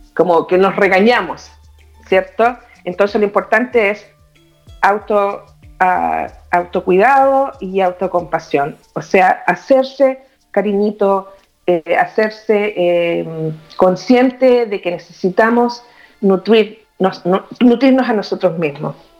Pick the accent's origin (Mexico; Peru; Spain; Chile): Chile; moved away as an adult; now in Toronto, Canada; vivo en Toronto, Canadá. Eh, nací en Chile, viví muchos años allá